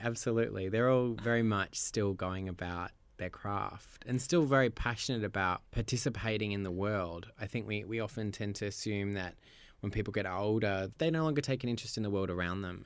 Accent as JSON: {"language": "English", "country": "Australia", "moved": "yes", "said": "as an Australian"}